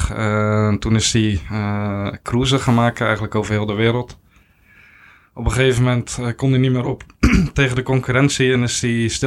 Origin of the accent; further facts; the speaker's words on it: Nieuw-Lekkerland, South Holland, Netherlands; born there; geboren in Nieuw-Lekland. klein dorpje ja, naast Kinderdijk. Kinderdijk misschien wel bekend van de molens.